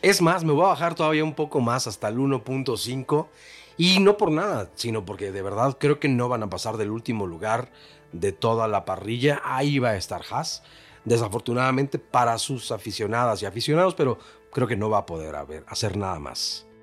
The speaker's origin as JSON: {"language": "Spanish", "country": "Mexico", "said": "Somos mexicanos"}